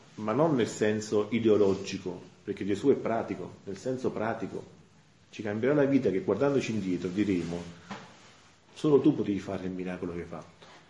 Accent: Santa Maria Capua Vetere, Campania, Italy; vengo da Santa Maria Capovetro

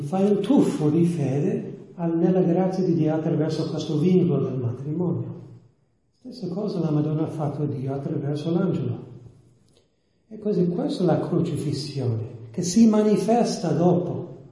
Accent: New York, United States; Italian is a second language; sono degli Stati Uniti, di New York

